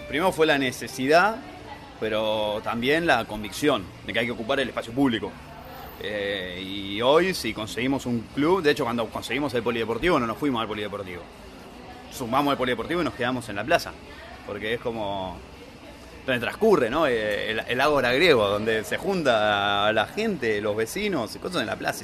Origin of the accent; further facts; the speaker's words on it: Buenos Aires, Argentina; vecino de San Cristóbal